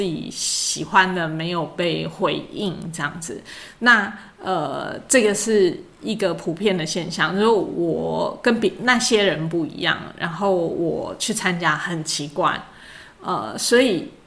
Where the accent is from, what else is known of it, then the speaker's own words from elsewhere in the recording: Luzhou, New Taipei, Taiwan; 我从小在泸州长大，可是我从念高中我就是往台北跑，然后后来，呃，到这个台大公馆